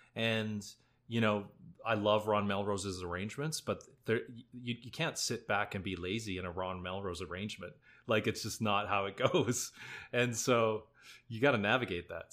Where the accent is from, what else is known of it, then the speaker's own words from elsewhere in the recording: Alberta, Canada; moved away; also born or lived in Drumheller; I grew up in Alberta